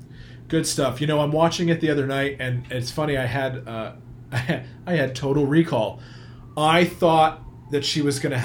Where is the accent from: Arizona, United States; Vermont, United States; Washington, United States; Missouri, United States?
Vermont, United States; Manchester; I grew up in Manchester, Vermont, where there was a flea market.